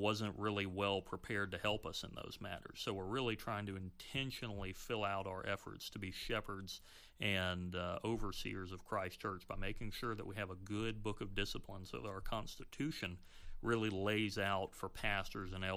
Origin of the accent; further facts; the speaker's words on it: the South, Southern United States, United States; as a Southerner